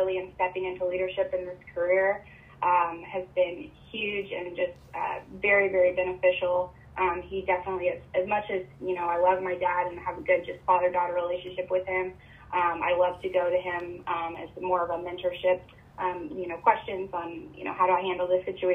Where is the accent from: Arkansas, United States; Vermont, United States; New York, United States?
Arkansas, United States; Northwest; I grew up in Northwest Arkansas, moved there, of course, because of Walmart